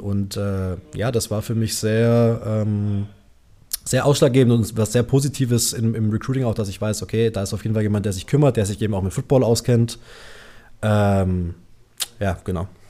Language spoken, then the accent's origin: German; Schwäbisch Hall, Baden-Württemberg, Germany; Also ich bin äh, Schwäbisch Haller